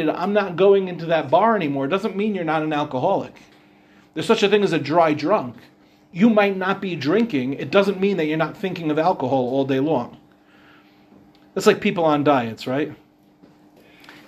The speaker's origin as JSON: {"language": "English", "area": "Meehan Avenue", "region": "New York", "country": "United States", "tie": "born or raised there", "also_born_or_lived": "Israel", "said": "I moved onto Meehan Avenue when I was 1 year old"}